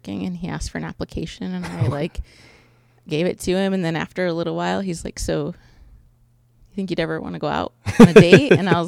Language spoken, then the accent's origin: English; Galion, Ohio, United States; I was born in Galleon, raised in Galleon.